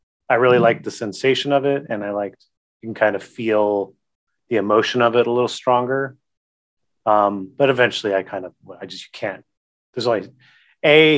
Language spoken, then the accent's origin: English; Gilroy, California, United States; now in Sacramento, United States; I grew up in a city in the Bay, barely in the Bay, called Gilroy, which is just south of San Jose